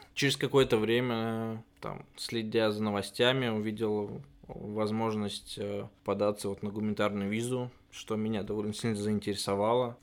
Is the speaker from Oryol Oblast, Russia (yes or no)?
yes; Oryol, Oryol Oblast, Russia; moved away as an adult; also born or lived in Georgia; now in Germany; вернуться в родной город и работать именно оттуда